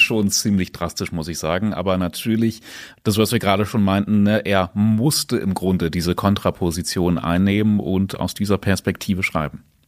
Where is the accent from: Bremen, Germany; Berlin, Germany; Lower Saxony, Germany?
Lower Saxony, Germany; Braunschweig; bei uns in Braunschweig